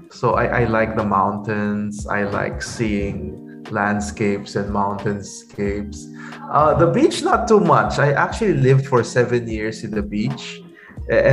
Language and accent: English; San Fernando, Central Luzon, Philippines; also born or lived in Manila; now in Bacolod, Philippines; I grew up in San Fernando, Pampanga